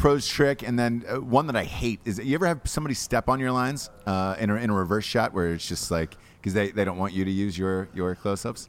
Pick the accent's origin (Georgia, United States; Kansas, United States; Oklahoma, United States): Georgia, United States; I am from Georgia. From Georgia